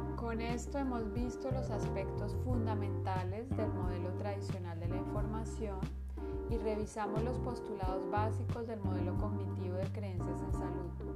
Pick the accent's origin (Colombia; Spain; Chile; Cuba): Colombia; todos somos colombianos